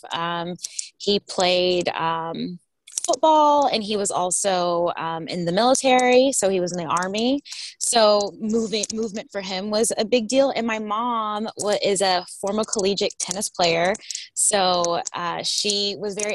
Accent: Houston, Texas, United States; also born or lived in Topeka, Kansas; now in Seattle, United States; I grew up in Houston

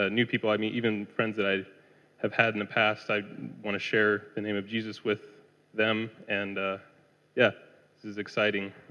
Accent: California, United States; moved away as an adult; I'm from California. I grew up there, if you can't tell by my accent. Um, so, yeah, I grew up in a Christian home.

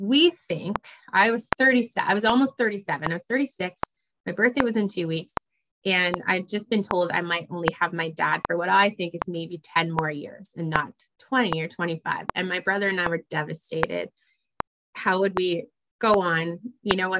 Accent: Canada; also born or lived in Ottawa; I'm Canadian

